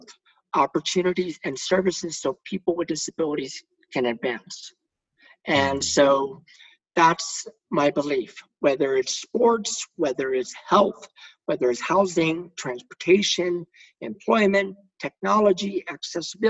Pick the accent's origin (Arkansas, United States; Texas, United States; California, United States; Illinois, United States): Texas, United States; born or raised there